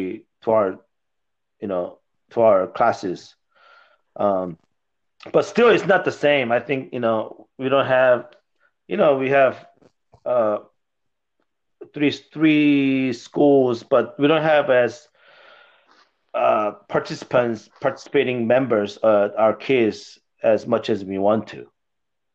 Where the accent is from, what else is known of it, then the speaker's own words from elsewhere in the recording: Seoul, South Korea; moved away; also born or lived in Texas; I was born in Seoul, Korea.